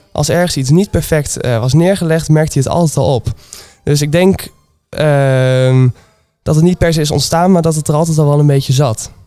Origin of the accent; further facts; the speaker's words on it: Twente, Overijssel, Netherlands; moved away as an adult; now in Nijmegen, Netherlands; Ik kom uit Twente. En sinds drie jaar woon ik hier ongeveer